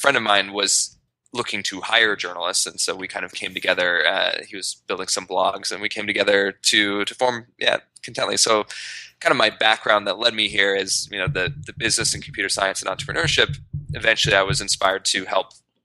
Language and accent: English; Idaho, United States; moved away as an adult; now in New York, United States; I grew up in Idaho